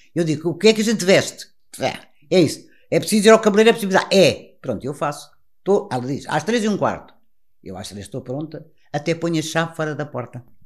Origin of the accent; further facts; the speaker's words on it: Portugal; como portugueses que somos